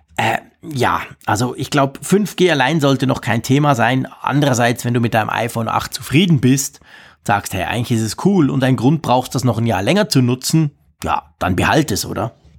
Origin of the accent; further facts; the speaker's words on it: Switzerland; bei uns in der Schweiz